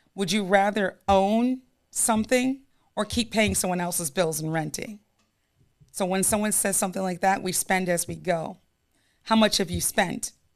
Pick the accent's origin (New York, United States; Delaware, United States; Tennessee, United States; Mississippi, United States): New York, United States; I'm, I'm a New Yorker